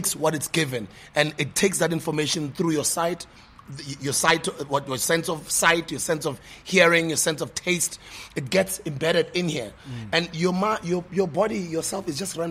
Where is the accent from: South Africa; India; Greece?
South Africa; I'm not American, I'm South African